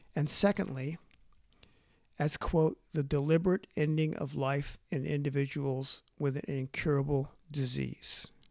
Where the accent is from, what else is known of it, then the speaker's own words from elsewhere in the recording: Los Angeles, California, United States; now in Canada; Although I was born in Los Angeles, I have called Canada home for more than half a century.